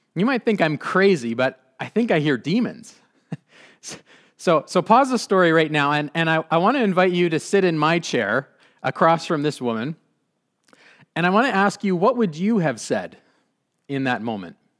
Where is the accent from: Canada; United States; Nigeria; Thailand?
Canada; Abbotsford, British Columbia; I grew up in the Mennonite Brethren Church, this church